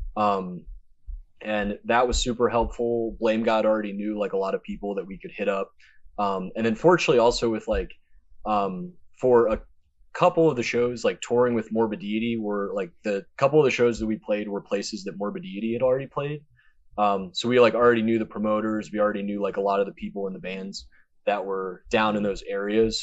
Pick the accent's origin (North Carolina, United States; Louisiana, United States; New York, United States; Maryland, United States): Maryland, United States; moved away as an adult; also born or lived in Eastern Shore, Maryland; now in Delaware, United States; I'm originally from Maryland.